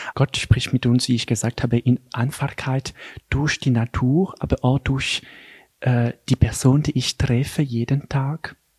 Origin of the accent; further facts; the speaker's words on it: Geneva, Switzerland; German is a second language; moved away as an adult; now in Einsiedeln, Switzerland; ich bin äh, in Genf geboren und aufgewachsen in eine ganz normale Familie